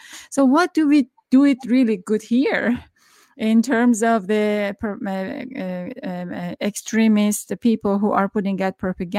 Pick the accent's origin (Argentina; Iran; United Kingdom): Iran; now in United States; Okay, so I'm from Iran.